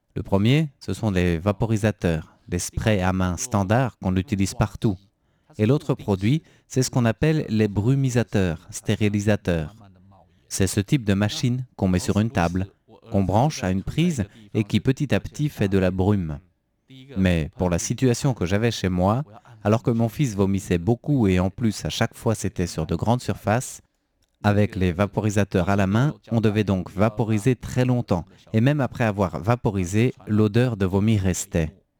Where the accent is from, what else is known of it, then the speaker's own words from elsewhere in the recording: Taipei, Taiwan; viens de euh, Taipei. Je suis un authentique euh, taipéien depuis la naissance